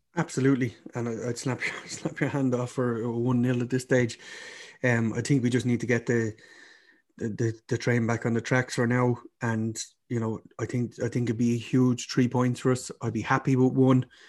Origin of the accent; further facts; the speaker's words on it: Ireland; now in Birmingham, United Kingdom; I'm Irish